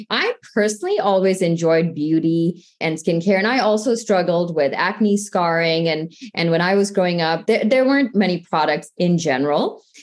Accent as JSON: {"language": "English", "town": "St. Louis", "region": "Missouri", "country": "United States", "tie": "born or raised there", "said": "I grew up in the Midwest in the St. Louis area."}